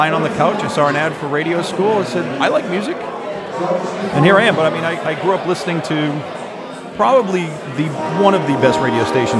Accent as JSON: {"language": "English", "town": "Boston", "region": "Massachusetts", "country": "United States", "said": "I'm from Boston."}